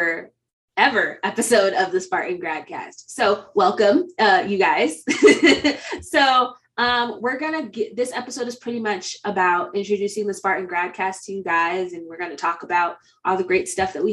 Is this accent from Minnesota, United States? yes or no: no; Connecticut, United States; moved away as an adult; I am originally from Connecticut. So yes, I know I'm a long way from home